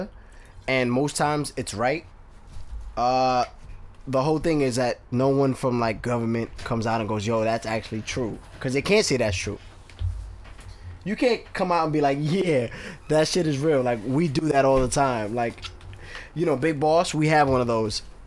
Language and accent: English; New York City, New York, United States; I'm from New York.